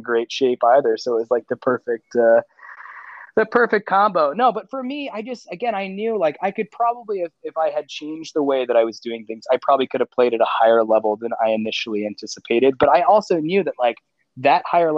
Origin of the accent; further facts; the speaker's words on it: Annapolis, Maryland, United States; I'm from the Annapolis, Maryland area.